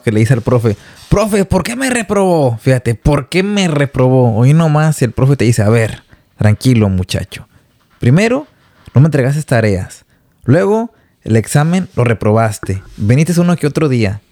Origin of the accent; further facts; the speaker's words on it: Guadalajara, Jalisco, Mexico; moved away as an adult; now in Vancouver, Canada; Soy de Guadalajara, Jalisco, cerca de el fraccionamiento